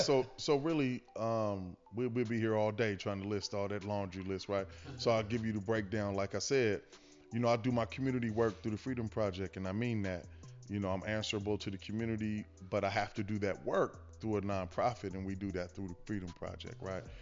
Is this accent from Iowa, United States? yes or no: no; Los Angeles, California, United States; I'm from a space called West